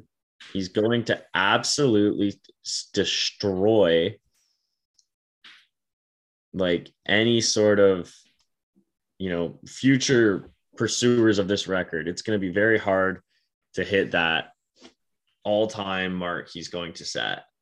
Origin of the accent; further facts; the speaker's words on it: Canada; I'm Canadian.